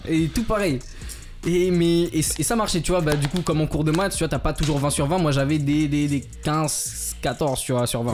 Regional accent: Madagascar; also born or lived in Val-d'Oise, France; je suis malgache.

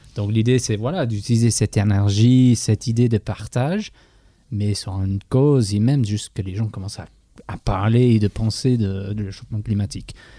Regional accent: England, United Kingdom; French is a second language; moved away; en Angleterre, je suis anglais

